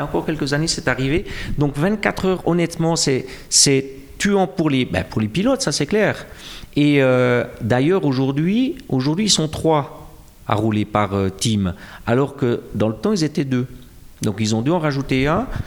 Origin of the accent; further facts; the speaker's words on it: Jura, Switzerland; accent: jurassien; mon accent jurassien